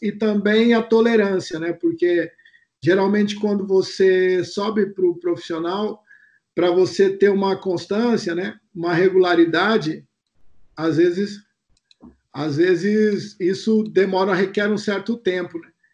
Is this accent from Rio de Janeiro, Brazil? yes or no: no; São Paulo, Brazil; eu sou natural daqui de São Paulo, né? Da Zona Sul